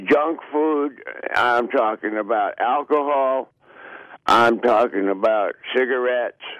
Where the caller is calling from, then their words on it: Los Angeles, California, United States; I'm in Los Angeles.